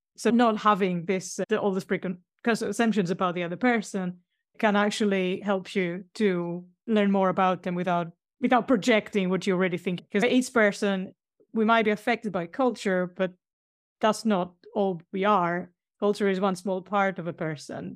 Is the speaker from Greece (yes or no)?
yes; Greece; now in Sheffield, United Kingdom; I live in a place called Sheffield. It's quite a green city, one of the greenest in Europe. But I'm from Greece.